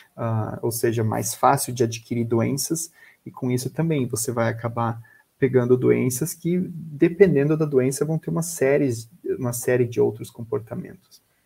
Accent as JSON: {"language": "Portuguese", "town": "Florianópolis", "region": "Santa Catarina", "country": "Brazil", "said": "eu sou de Florianópolis"}